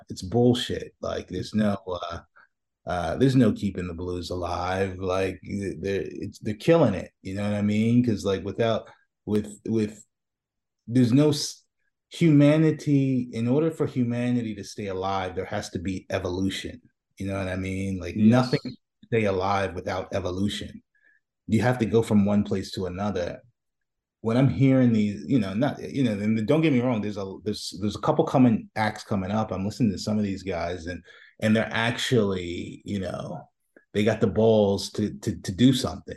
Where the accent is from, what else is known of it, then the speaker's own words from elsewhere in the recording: New York City, New York, United States; I'm from Brooklyn, so, so, you know, I grew up, you know, I grew up watching, uh, you know, going down to Fulton Street